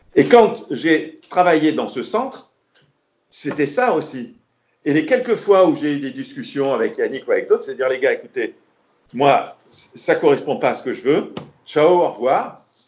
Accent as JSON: {"language": "French", "town": "Marrakesh", "region": "Marrakesh-Safi", "country": "Morocco", "said": "Je dis Marrakech"}